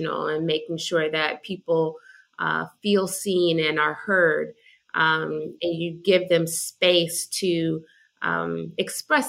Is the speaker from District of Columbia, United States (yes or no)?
yes; Washington, District of Columbia, United States; moved away as an adult; also born or lived in Boston, Massachusetts / Georgia; I was born in Boston, Massachusetts, and raised in Washington, D.C., and came to Georgia for school.